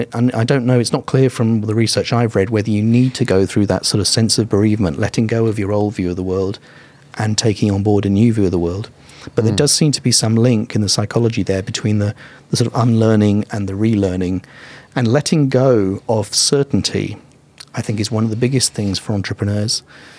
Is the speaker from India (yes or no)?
no; Vietnam; Vietnam. We were boat people. I was in an open boat at sea for like weeks.